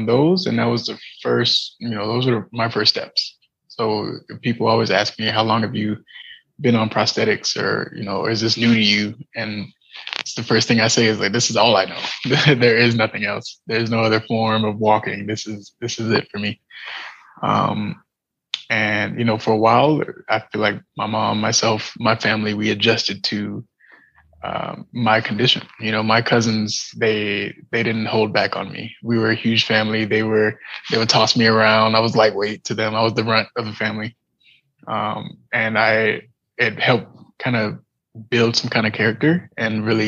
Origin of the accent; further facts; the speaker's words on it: San Diego, California, United States; I was born in San Diego, California, with missing tibias in both of my legs